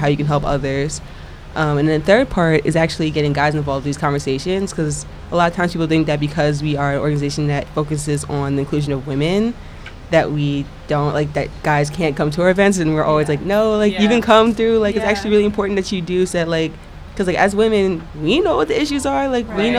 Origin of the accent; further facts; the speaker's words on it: Long Island, New York, United States; both of us, we grew up out on Long Island, so, like, not in the city